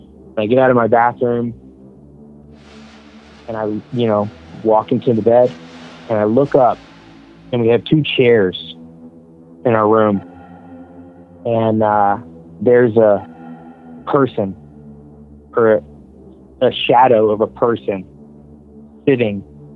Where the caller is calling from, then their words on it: Atlanta, Georgia, United States; I'm … from outside of Atlanta, Georgia.